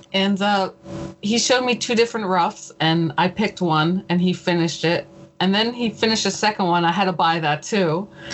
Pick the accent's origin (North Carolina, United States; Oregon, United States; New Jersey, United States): New Jersey, United States; Atlantic City; Atlantic City, where all the gambling and the boardwalk.